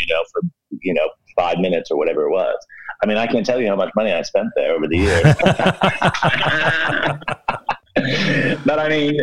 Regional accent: Pennsylvania, United States; moved away as an adult; also born or lived in Claremont, California; I grew up in Pennsylvania, but when I was 18 in 87, we moved to Southern California, outside

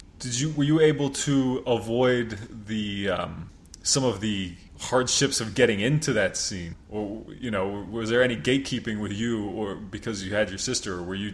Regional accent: Queens, New York, United States; So growing up in Queens, obviously at some point you get involved in, I don't know what you would call it, underground music.

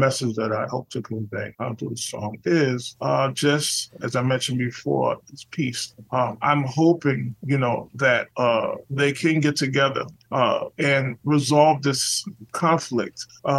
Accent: New York City, New York, United States; I'm from the Lower East Side of Manhattan. New York City, and I started playing music since I was about 10 years old.

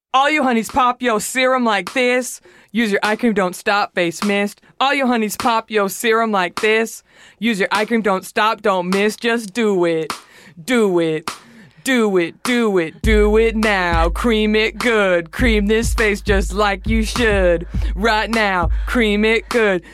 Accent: Dallas, Texas, United States; I'm from Dallas.

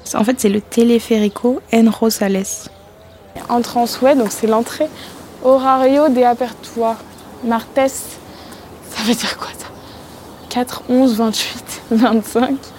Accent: France

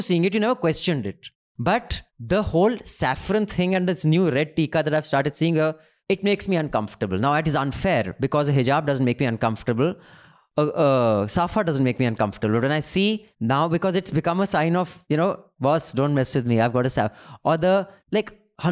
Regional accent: Dehradun, Uttarakhand, India; moved away; also born or lived in Delhi; when I grew up in Dehradun

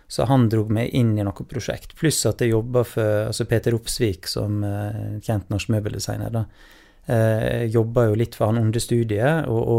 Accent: Voss, Vestland, Norway; also born or lived in Trondheim / Tromsø; Jeg er fra Voss, ja.

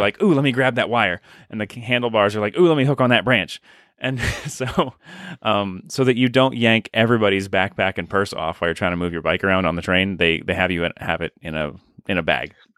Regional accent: United States; as an American

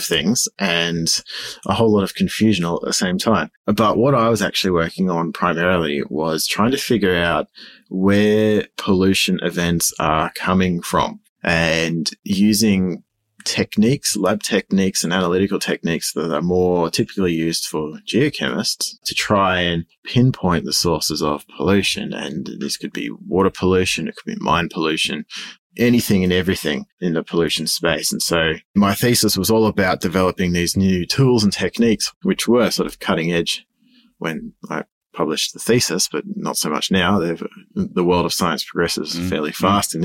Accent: Sydney, New South Wales, Australia; moved away as an adult; now in Goulburn, Australia; born and bred Sydney and been there all my life

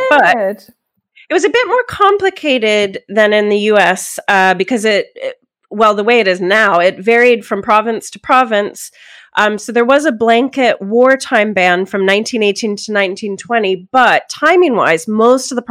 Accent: Pennsylvania, United States; moved away; So I grew up in Pennsylvania

